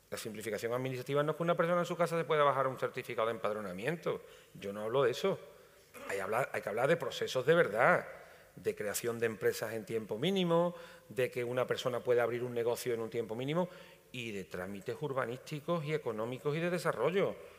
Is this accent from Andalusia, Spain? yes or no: yes; Andalusia, Spain; todos los que estamos aquí somos andaluces